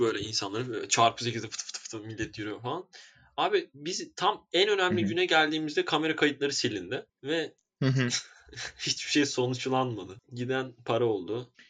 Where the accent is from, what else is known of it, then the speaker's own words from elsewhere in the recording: Istanbul, Turkey; ben doğma büyüme Esenlerliyim